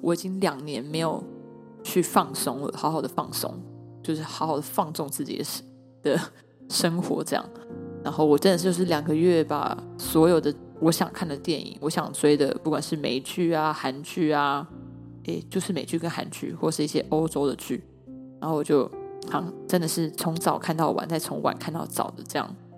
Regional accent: Taiwan; 我来自台湾，我是台湾人

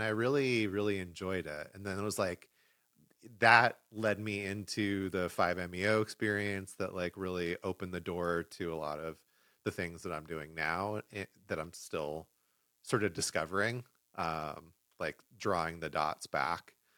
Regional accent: Los Angeles, California, United States; moved away; L A, which is my hometown.

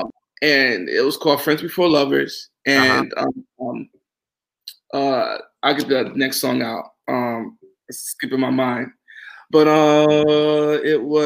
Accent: New York, United States; also born or lived in Charleston, South Carolina; I grew up in New York personally, then we moved to Charleston, South Carolina, then I went back to New York

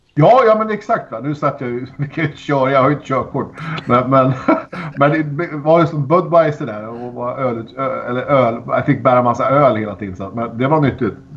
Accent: Sweden; hemma i Sverige

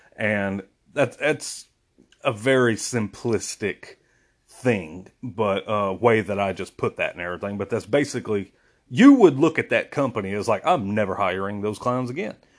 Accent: United States; I'm American. I'm very proud to be American

